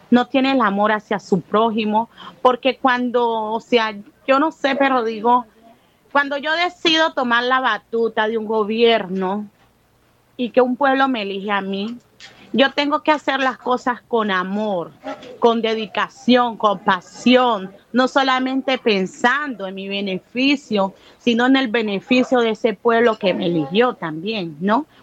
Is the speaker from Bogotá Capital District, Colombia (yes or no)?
no; Buenaventura, Valle del Cauca, Colombia; tengo 39 años, soy nacida y criada aquí en Buenaventura y en este sector.